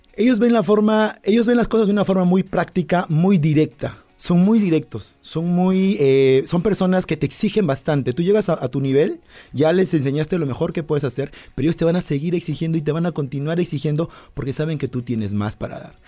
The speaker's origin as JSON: {"language": "Spanish", "country": "Peru", "said": "Yo soy peruano"}